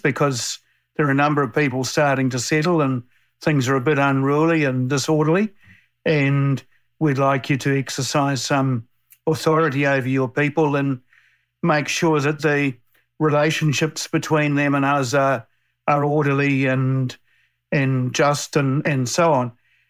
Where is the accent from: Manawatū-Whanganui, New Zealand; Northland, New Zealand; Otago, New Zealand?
Northland, New Zealand; now in Canberra, Australia; I'm from the Te Rārawa iwi in the far north of New Zealand.